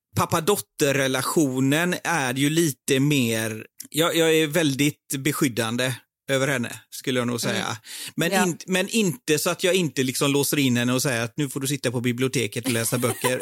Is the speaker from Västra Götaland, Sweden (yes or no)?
yes; Partille, Västra Götaland, Sweden; moved away as an adult; also born or lived in India; now in London, United Kingdom; jag är uppvuxen i, i Sävedalen, i Partille utanför